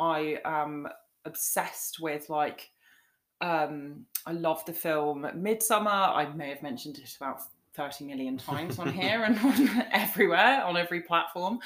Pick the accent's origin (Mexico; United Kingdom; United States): United Kingdom; England; but I'm English